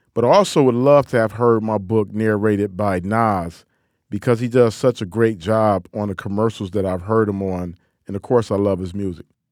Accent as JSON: {"language": "English", "town": "Detroit", "region": "Michigan", "country": "United States", "accent": "Detroit, Midwestern twang", "said": "my Detroit accent. You know, that old Midwestern twang that I have"}